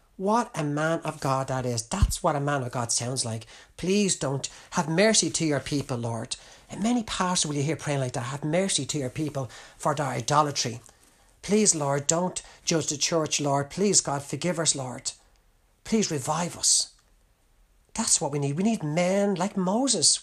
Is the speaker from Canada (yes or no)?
no; Ireland; as an Irishman